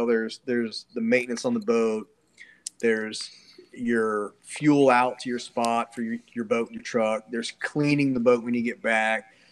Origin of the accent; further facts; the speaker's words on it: Cocoa, Florida, United States; I grew up in Cocoa, so I used to fish all the Indian River, all Banana River